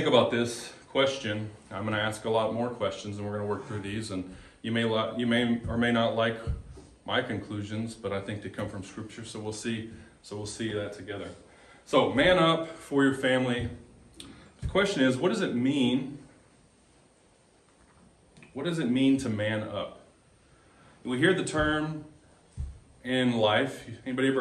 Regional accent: Texas, United States; moved away as an adult; now in Molalla, United States; we are from Texas, been in Molalla about a year and a half

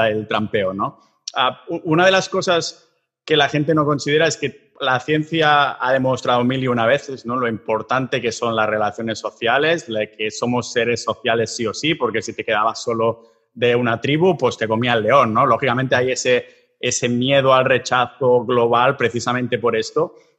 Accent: Catalonia, Spain; como somos catalanes

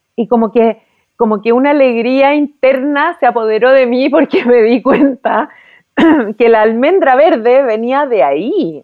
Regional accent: Chile; como hija de inmigrante yo estoy tremendamente agradecida con Chile, yo me siento muy chilena, me gustan mucho las tradiciones de mi país

